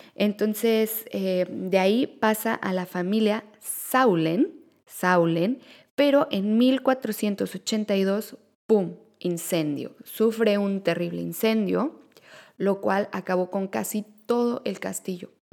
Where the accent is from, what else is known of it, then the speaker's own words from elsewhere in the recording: Mexico; now in Netherlands; somos mexicanos